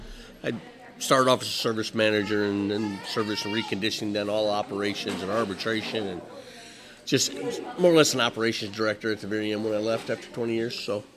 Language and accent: English; Fort Wayne, Indiana, United States; born or raised there